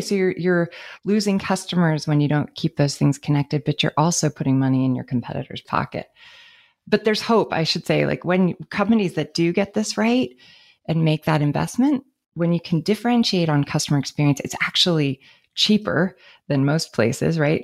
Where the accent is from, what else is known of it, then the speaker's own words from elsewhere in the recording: San Francisco, California, United States; I grew up in San Francisco